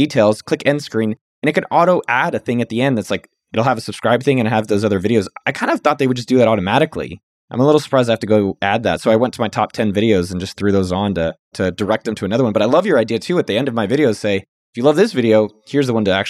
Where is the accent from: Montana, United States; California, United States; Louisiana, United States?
California, United States; now in Austin, United States; growing up in Silicon Valley, that's just normal. That's just what you talk about at every meal. And, you know, I live in Austin, Texas, so that's not as common.